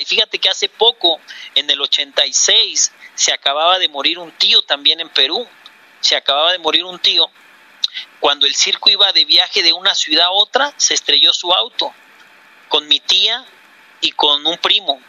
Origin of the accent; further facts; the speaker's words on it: Mexico; also born or lived in Bogotá, Colombia; now in Colombia; Yo soy mexicano